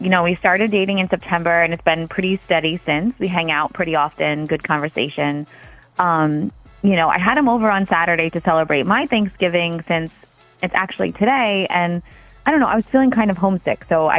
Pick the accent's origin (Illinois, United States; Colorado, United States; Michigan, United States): Michigan, United States; Grand Rapids; moved away as an adult; now in Canada; I'm from Grand Rapids, Michigan. Okay. I just moved here in February.